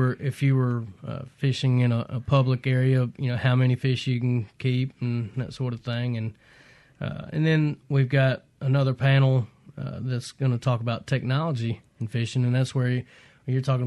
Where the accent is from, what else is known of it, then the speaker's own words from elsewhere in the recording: Jackson, Mississippi, United States; also born or lived in Rankin County, Mississippi; I grew up here in Northeast Jackson. I spent my childhood running banks of the Pearl River